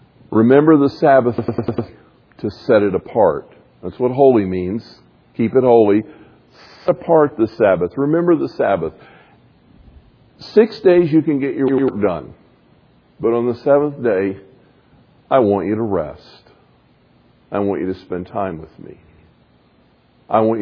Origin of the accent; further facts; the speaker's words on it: the South, United States; I grew up a Baptist in the South